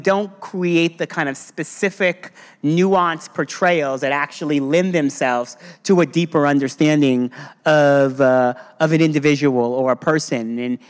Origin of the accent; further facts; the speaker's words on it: Eastern Long Island, New York, United States; growing up on Eastern Long Island as a black person in a black family